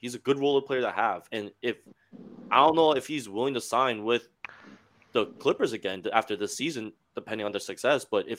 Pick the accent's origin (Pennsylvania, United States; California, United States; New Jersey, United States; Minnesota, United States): New Jersey, United States; Fort Lee; I'm from Fort Lee.